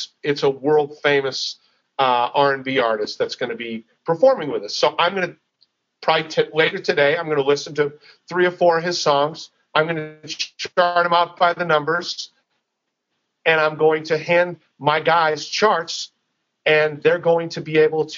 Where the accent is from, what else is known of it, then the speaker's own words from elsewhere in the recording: Boston, Massachusetts, United States; also born or lived in Dallas, Texas; now in Nashville, United States; I grew up in the Boston area